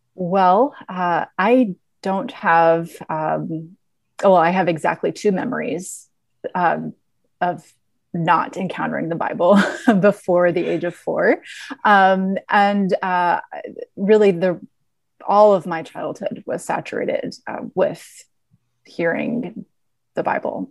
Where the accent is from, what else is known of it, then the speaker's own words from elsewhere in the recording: the South, United States; I was a very curious, very um, deep thinking um, little girl growing up in the South